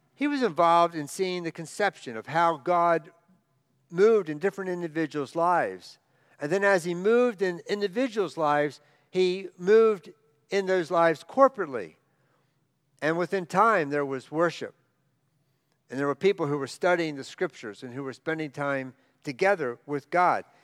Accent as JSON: {"language": "English", "area": "outside of Baltimore", "region": "Maryland", "country": "United States", "tie": "born or raised there", "said": "I grew up outside of Baltimore, out in the rural area"}